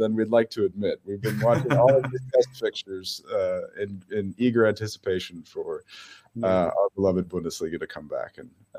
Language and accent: English; Germany; English is a second language; I am a German Nationalmannschaft enthusiast, as a German citizen, as a yes, I am half American. But if the U.S. is playing Germany, it's no question. This is my heimat. This is my fatherland.